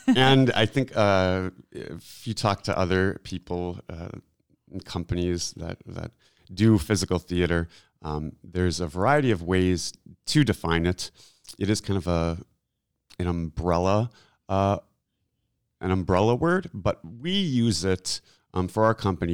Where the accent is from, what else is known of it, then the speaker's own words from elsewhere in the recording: Milwaukee, Wisconsin, United States; moved away as an adult; I'm from Milwaukee, and so it was kind of a landing ground for me